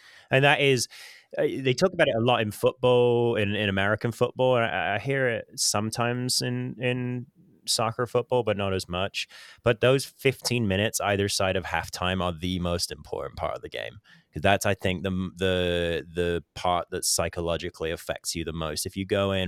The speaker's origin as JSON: {"language": "English", "town": "Southampton", "region": "South East England", "country": "United Kingdom", "said": "I'm from Southampton"}